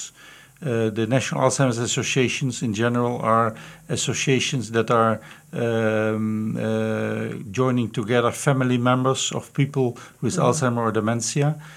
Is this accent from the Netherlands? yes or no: yes; Netherlands; I'm from the Netherlands originally